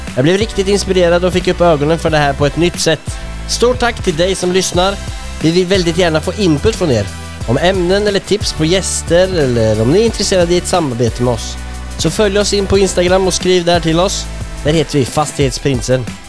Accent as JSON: {"language": "Swedish", "town": "Linköping", "region": "Östergötland", "country": "Sweden", "tie": "born or raised there", "said": "min hemstad Linköping."}